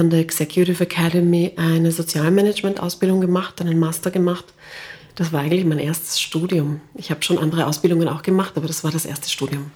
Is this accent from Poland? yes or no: no; Klosterneuburg, Lower Austria, Austria; ich bin aufgewachsen in Klosterneuburg.